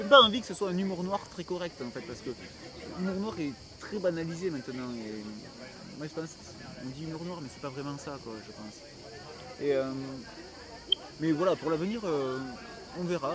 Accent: Montpellier, Occitania, France; je viens de Montpellier

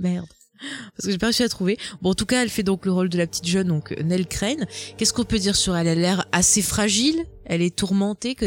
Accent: south of France, France; accent: southern; avec mon magnifique accent euh, bien du sud

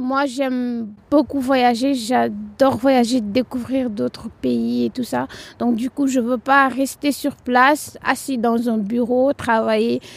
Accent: Rufisque, Dakar, Senegal; moved away as an adult; now in Tours, France; Je viens de Dakar, plus particulièrement à Rufus. C'est un département de Dakar.

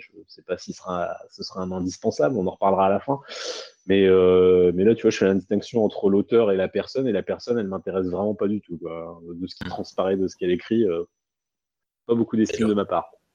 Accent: France; en tant que Français

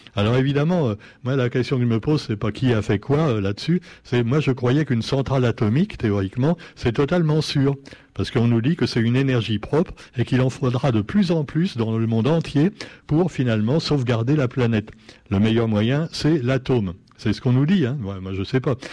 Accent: Réunion; chez nous, à La Réunion

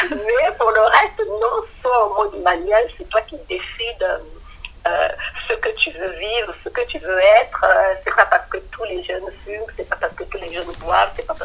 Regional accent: Republic of the Congo; now in France; je suis du Congo-Brazzaville. Et au Congo-Brazzaville, on parle le, lingala et le kikongo.

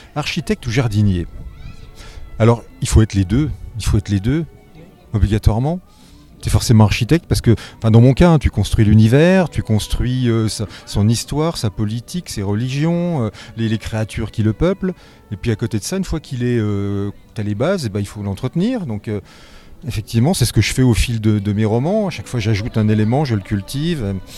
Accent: Nancy, Grand Est, France; je suis de Nancy

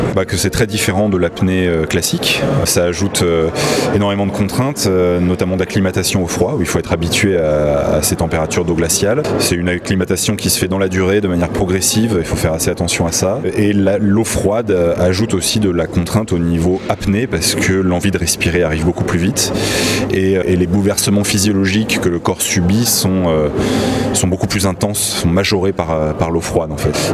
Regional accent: Paris, Île-de-France, France; now in Nice, France; Enfin, je viens de Nice. J'ai grandi à Paris, mais j'habite à Nice depuis plusieurs années

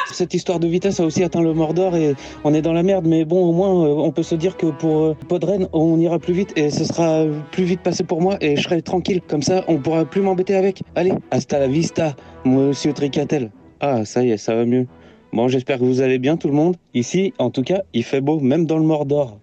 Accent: northern Normandy, France; je viens du, je viens du nord de la Normandie.

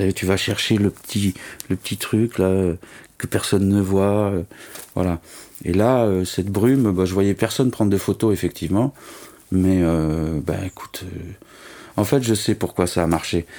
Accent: Nice, Provence-Alpes-Côte d'Azur, France; moved away as an adult; also born or lived in Toulouse / Paris; je suis né à Nice, voilà. J'ai resté 20 ans, j'ai fait des études d'art là-bas.

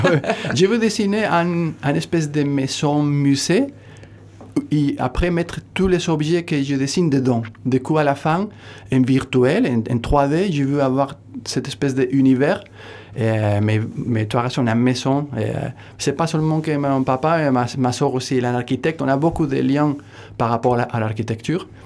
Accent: northern Spain, Spain; French is a second language; also born or lived in Munich, Germany; now in Hossegor, France; je suis du nord de l'Espagne

